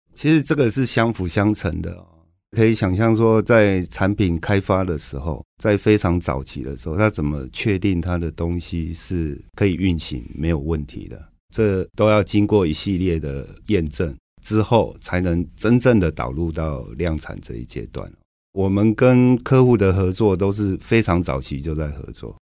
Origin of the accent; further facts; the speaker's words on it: Taoyuan, Taiwan; 因为我是桃园人，所以刚开始的时候我是每天桃园新竹这样通车